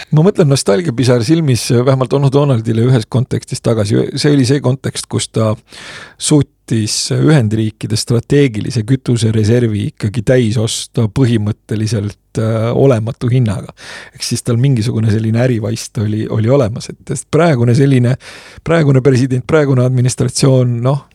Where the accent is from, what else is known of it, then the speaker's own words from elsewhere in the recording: Estonia; sündisin Nõukogude Eestis, kus äh, sellel ajal, kui ma hakkasin kooli minema